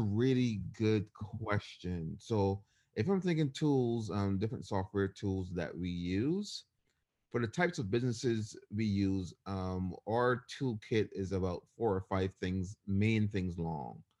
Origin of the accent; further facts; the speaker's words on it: Barbados; moved away as an adult; now in United States; I was born and raised in Barbados, and I ended up moving to the U S for college.